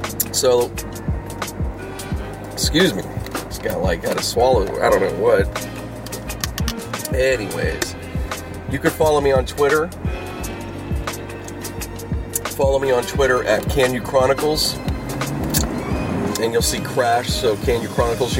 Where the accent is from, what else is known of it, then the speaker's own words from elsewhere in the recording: Pittsburgh, Pennsylvania, United States; moved away; Growing up in Pittsburgh